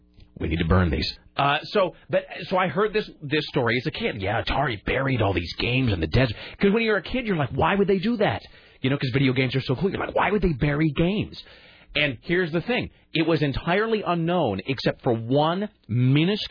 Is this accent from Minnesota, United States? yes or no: no; Kennewick, Washington, United States; in my hometown